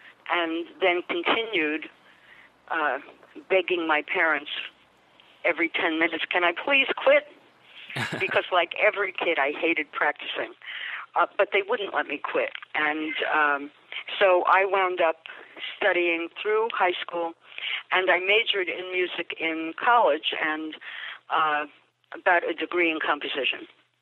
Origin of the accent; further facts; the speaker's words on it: New York City, New York, United States; also born or lived in Boston; I grew up in Far Rockaway, New York.